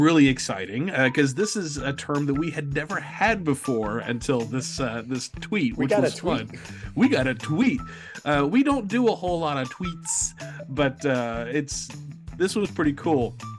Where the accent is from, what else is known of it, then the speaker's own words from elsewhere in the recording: Rhode Island, United States; Growing up in Rhode Island, I ventured west of the border to the Mystic Aquarium at least once and had ample pigeon exposure on day trips to Boston.